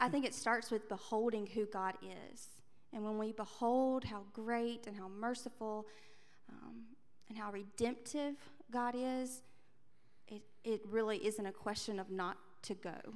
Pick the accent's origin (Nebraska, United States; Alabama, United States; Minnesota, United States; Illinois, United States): Alabama, United States; Andalusia; also born or lived in London; I grew up in Andalusia, Alabama